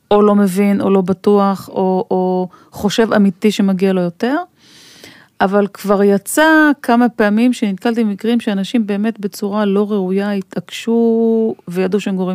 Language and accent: Hebrew; Israel; now in Tel Aviv, Israel; אני היום גר בתל אביב, אבל גדלתי רוב השנים באזורים יותר כפריים.